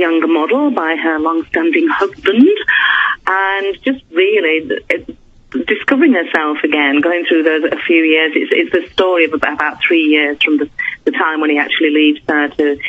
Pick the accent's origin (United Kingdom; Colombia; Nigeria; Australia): United Kingdom; Yorkshire and the Humber; moved away as an adult; I'm originally from Yorkshire.